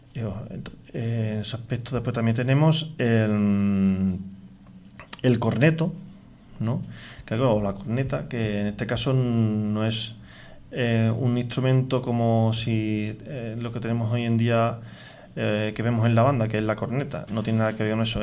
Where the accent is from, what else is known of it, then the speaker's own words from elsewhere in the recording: Galaroza, Andalusia, Spain; yo soy de Galaroza